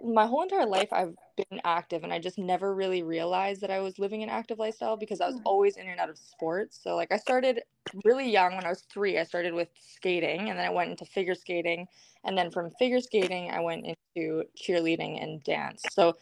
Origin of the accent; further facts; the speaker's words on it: Vancouver, British Columbia, Canada; I'm from Vancouver, BC, Canada. It's cold and rainy right now, but I love it here